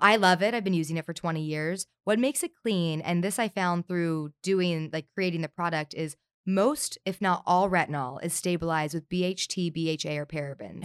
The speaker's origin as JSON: {"language": "English", "region": "Southern California", "country": "United States", "tie": "born or raised there", "said": "I grew up here in Southern California"}